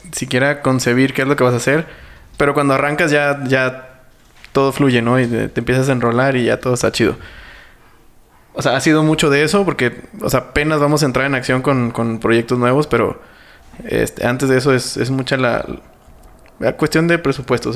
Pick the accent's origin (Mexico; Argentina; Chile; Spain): Mexico; accent: Mexican; nuestro acento eh, mexicano